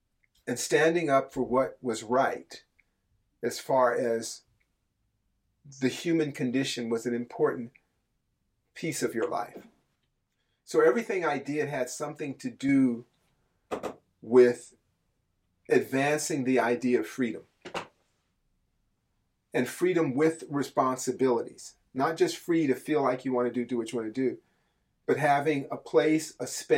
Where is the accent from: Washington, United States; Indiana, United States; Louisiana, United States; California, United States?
California, United States; Berkeley; I grew up in Berkeley, California